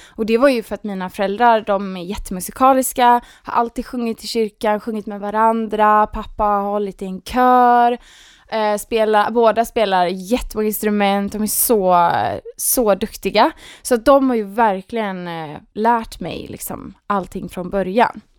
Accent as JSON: {"language": "Swedish", "town": "Gothenburg", "region": "Västra Götaland", "country": "Sweden", "accent": "Gothenburg", "moved": "as an adult", "lives_now": "Stockholm, Sweden", "said": "Nej men jag, jag är från Göteborg, jag är 27 år, eh, har bott i Stockholm i, vad är det, åtta år kanske till och med."}